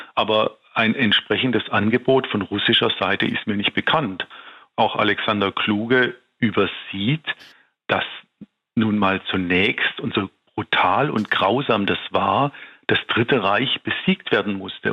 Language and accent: German; Tübingen, Baden-Württemberg, Germany; Ich bin in Tübingen aufgewachsen